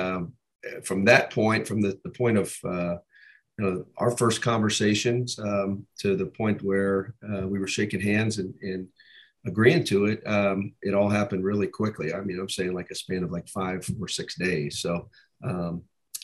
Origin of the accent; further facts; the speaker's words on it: Columbus, Ohio, United States; I was born and raised in Columbus, Ohio